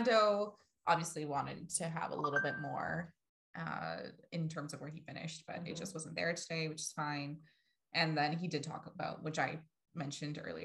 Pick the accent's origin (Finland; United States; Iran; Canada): Canada; We're so Canadian that we would apologize